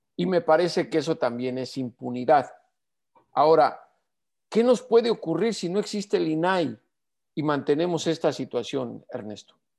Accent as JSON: {"language": "Spanish", "country": "Mexico", "said": "como mexicano"}